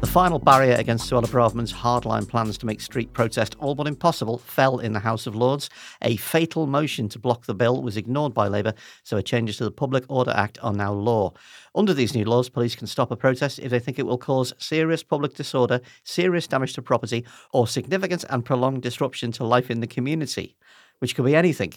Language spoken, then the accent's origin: English; United Kingdom; as British people